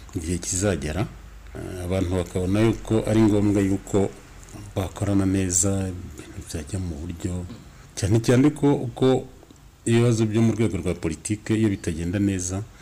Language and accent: Kinyarwanda; Rwanda